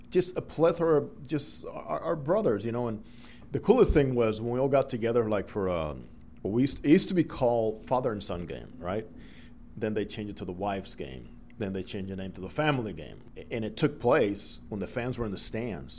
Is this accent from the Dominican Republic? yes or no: yes; Dominican Republic; first language Spanish; English is a second language; moved away as an adult; I grew up in the Dominican Republic. I was born there, and all through high school, I went to school in the Dominican Republic